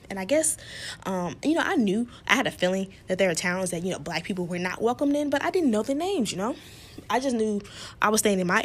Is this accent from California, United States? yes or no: no; Chicago, Illinois, United States; Because I'm from Chicago. We don't play that racist shit around here.